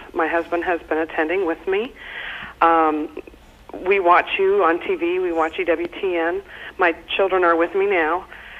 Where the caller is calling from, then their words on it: Indiana, United States; I'm calling from Indiana.